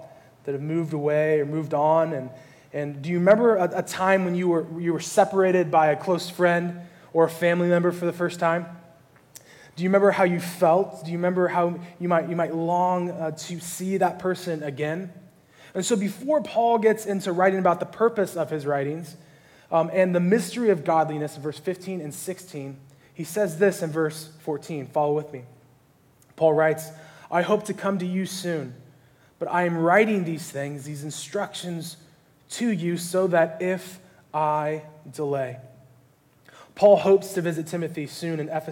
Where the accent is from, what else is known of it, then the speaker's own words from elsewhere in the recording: California, United States; I grew up here in California